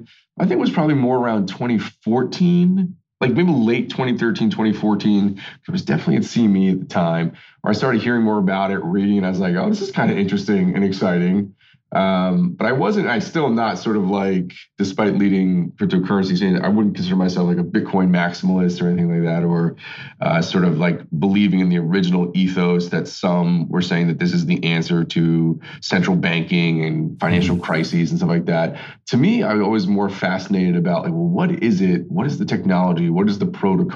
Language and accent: English; North Babylon, New York, United States; grew up on Long Island out in North Babylon